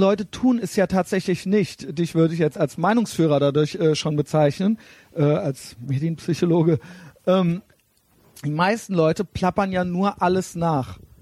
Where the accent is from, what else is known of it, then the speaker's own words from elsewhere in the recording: Germany; wir sind eben Deutsche